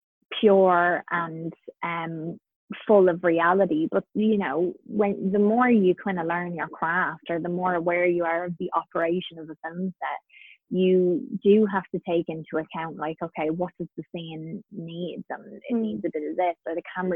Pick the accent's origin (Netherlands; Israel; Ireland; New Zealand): Ireland; Carlow, Leinster; where I grew up in Carlow, we had the River Slaney run right by our house